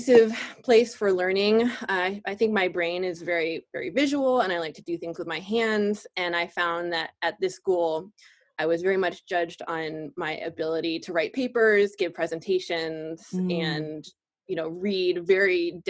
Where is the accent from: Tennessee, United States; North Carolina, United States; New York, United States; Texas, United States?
North Carolina, United States; Durham; I grew up in Durham, North Carolina